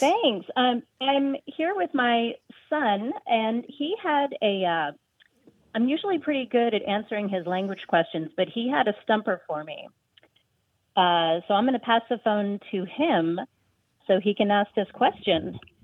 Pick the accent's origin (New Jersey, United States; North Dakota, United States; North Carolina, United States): North Dakota, United States; Fargo; now in St. Paul, United States; I grew up in the 1960s in Fargo, North Dakota